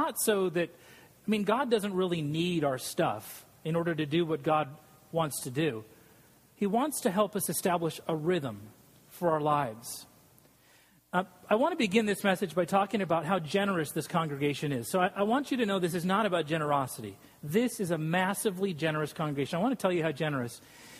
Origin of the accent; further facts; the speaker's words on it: Scotland, United Kingdom; And I'm Scottish, so it's usually like 18%.